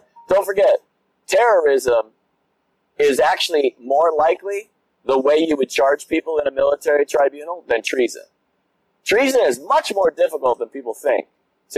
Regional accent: United States; as an American

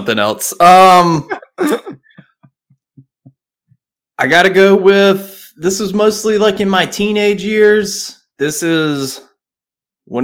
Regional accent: the South, United States; accent: Southern; my Southern accent

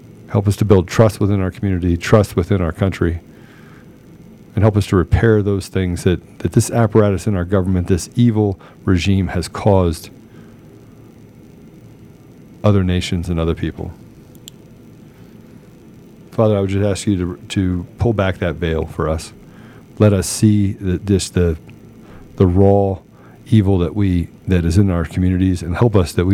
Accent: United States; I'm an American

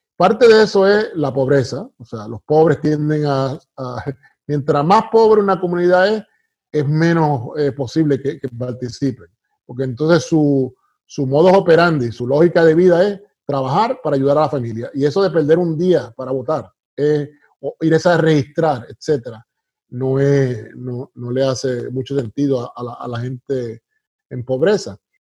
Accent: Puerto Rico; also born or lived in United States; now in North Carolina, United States; nací en Estados Unidos, pero me crié en Puerto Rico, así que soy eh, puertorriqueño de pura cepa

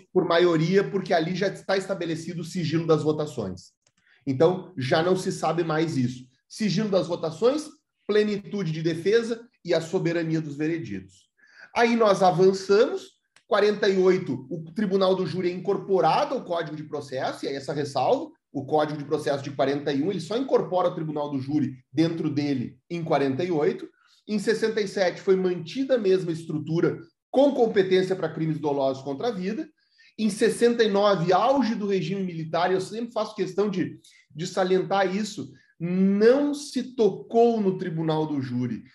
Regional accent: Santa Maria, Rio Grande do Sul, Brazil; eu sou de Santa Maria, Rio Grande do Sul

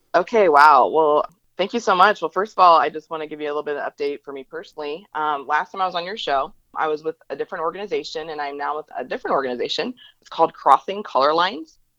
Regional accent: Northeast Indiana, United States; now in Atlanta, United States; I again live in the metro Atlanta area and um, I'm originally from the Northeast Indiana area

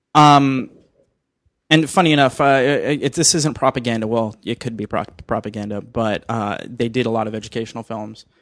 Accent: Miami, Florida, United States; now in Los Angeles, United States; I'm actually from Miami, so I used to go to Disney World all the time.

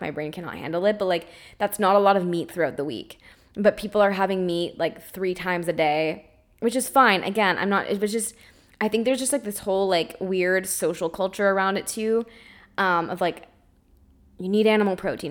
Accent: Canada; grew up, and I'm in a family that is normal eaters. They eat gluten, they eat dairy, they, they, they eat the standard American diet, despite being Canadian

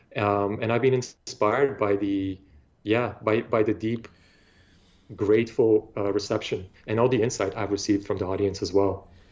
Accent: Bulgaria; now in Toronto, Canada; I grew up in Bulgaria

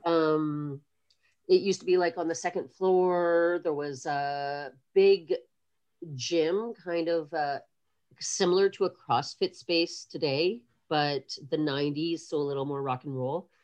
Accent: Kingston, Ontario, Canada; moved away as an adult; also born or lived in Montreal; we moved down south when I was like six or seven years old, and I grew up mostly in Kingston, Ontario

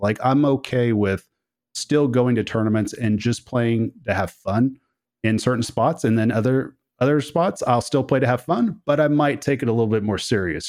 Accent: Oklahoma, United States; I come from Oklahoma

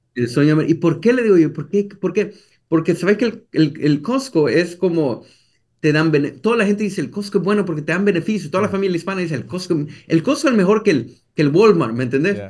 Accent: El Salvador; moved away as an adult; now in United States; yo soy de El Salvador y crecí en El Salvador. Yo crecí toda mi vida en El Salvador hasta los 22, 23 años.

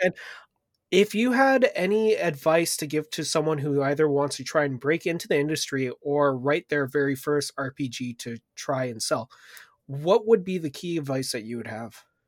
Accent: Canada; as a Canadian

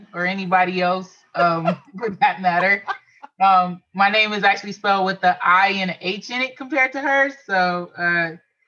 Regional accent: Los Angeles, California, United States; moved away as an adult; also born or lived in Florida / North Carolina; I'm from Los Angeles too, South Central, born and raised

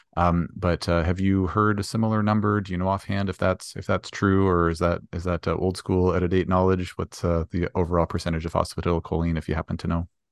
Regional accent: Canada; we're both Canadian

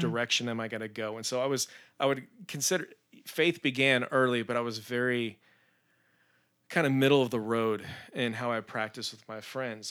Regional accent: Spring, Texas, United States; also born or lived in Tallahassee, Florida; was raised in Spring, Texas

